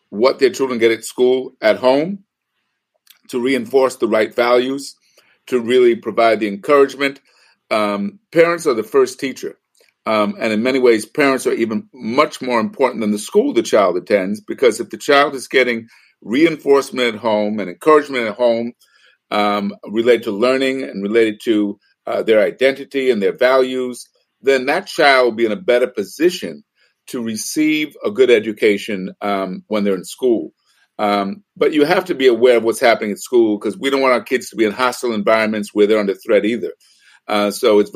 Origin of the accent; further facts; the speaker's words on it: New York City, New York, United States; moved away; also born or lived in Bay Area, California / Los Angeles, United States; I was involved in my community first as a young person growing up in New York City and then in the Bay Area.